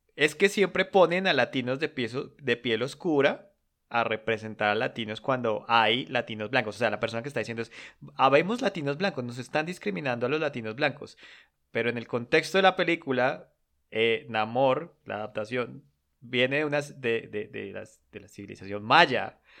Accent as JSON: {"language": "Spanish", "country": "Colombia", "said": "yo como colombiano"}